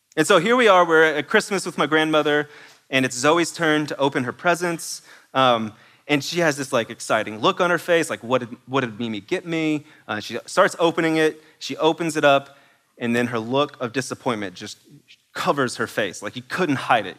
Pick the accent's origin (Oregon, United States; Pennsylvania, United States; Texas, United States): Texas, United States; East; I'm from East Texas, and that may not be exactly how you pronounce it